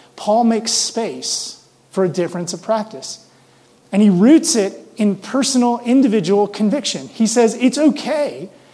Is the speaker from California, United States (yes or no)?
no; Mississippi, United States; now in Denver, United States; I grew up in the South, in Mississippi.